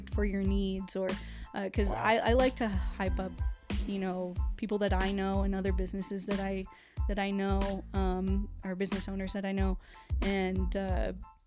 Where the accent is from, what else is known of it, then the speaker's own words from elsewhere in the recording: Radium Springs, New Mexico, United States; I grew up in Radium Springs